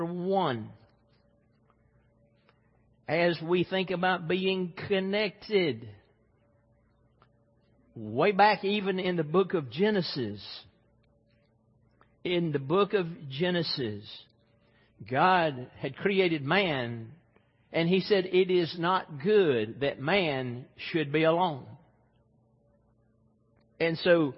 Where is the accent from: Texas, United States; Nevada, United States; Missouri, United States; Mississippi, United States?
Mississippi, United States; Growing up in Mississippi